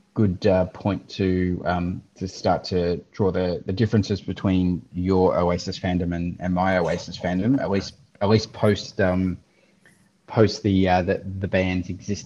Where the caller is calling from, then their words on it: Victoria, Australia; I'm dialing in from the People's Republic of Victoria, under lockdown once again